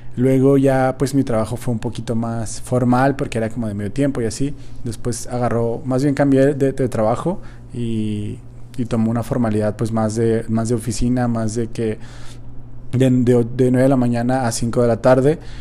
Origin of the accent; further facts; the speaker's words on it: Mexico; como buen mexicano